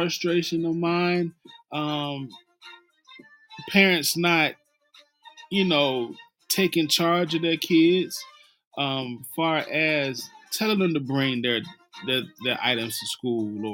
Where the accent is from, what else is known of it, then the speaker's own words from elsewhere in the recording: Mississippi, United States; I'm from Mississippi